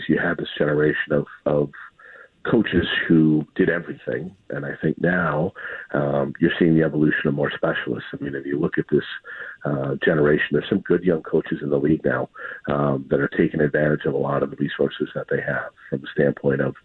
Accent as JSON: {"language": "English", "country": "United States", "said": "for myself as an American"}